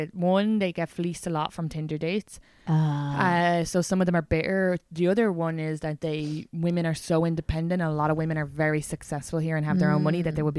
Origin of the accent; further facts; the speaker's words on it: Ireland; now in United States; when I meet Irish Americans, I'm always like, am I even Irish? Because this is like, they know more about my so-called culture than me.